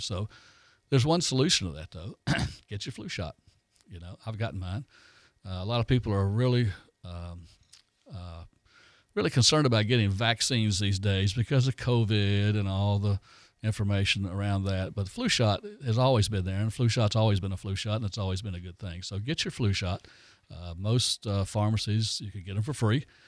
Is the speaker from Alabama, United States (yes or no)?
yes; Foley, Alabama, United States; I grew up in Foley